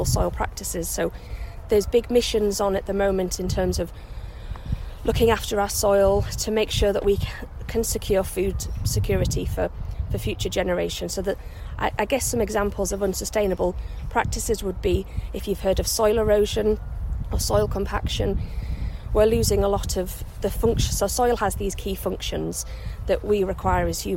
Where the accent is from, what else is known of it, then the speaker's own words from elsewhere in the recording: York, Yorkshire and the Humber, United Kingdom; moved away; I grew up in York, which is near the North Yorkshire Moors